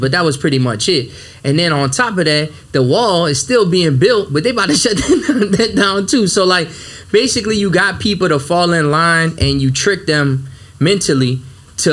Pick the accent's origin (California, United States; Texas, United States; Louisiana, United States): Louisiana, United States; New Orleans; I'm from the West Bank, man. From the West Bank